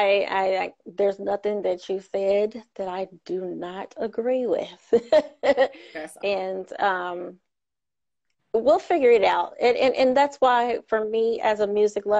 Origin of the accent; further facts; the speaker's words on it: Indianapolis, Indiana, United States; Indianapolis, Indiana